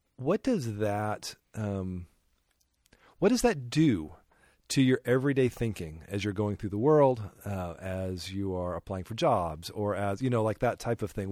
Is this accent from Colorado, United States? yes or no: yes; Denver, Colorado, United States; I grew up a solidly middle class in the suburbs of Denver, Colorado